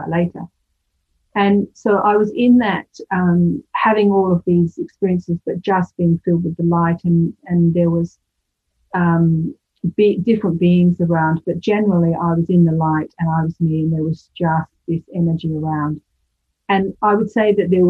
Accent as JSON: {"language": "English", "country": "United Kingdom", "moved": "yes", "said": "the UK, which is my home country"}